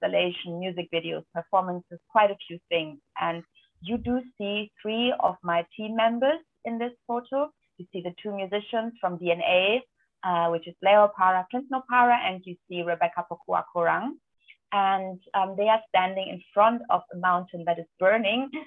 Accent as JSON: {"language": "English", "country": "Albania", "said": "my home country, Albania"}